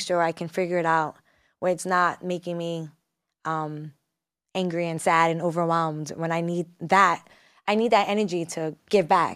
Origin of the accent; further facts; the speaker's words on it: New York City, New York, United States; I'm also from Brooklyn, New York